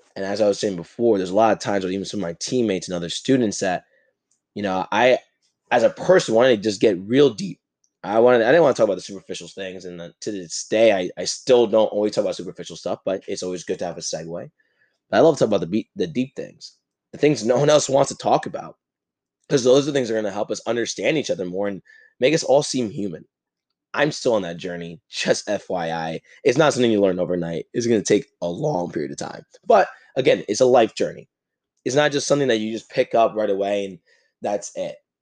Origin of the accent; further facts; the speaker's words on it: New Jersey, United States; I grew up in New Jersey, in this fast paced lifestyle